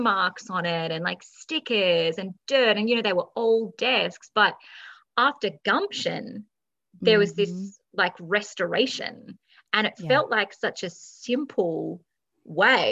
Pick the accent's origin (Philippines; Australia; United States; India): Australia; I'm just Australian